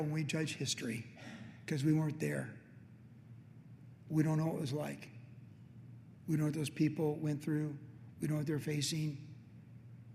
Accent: United States; also born or lived in Southern California

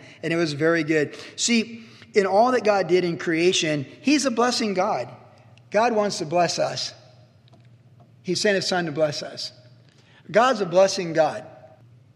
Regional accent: Quantico, Virginia, United States; also born or lived in Cleveland, Ohio; as a kid growing up in Quantico

